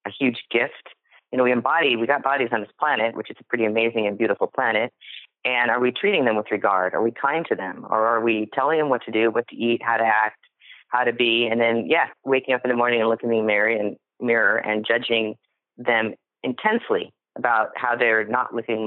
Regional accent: Seattle, Washington, United States; I was born in 1965 in Seattle, Washington. That's where it started. Right here

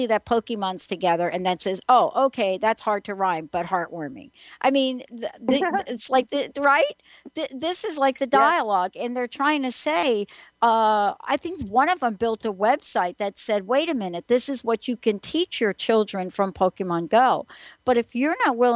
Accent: New York, United States; I grew up in New York

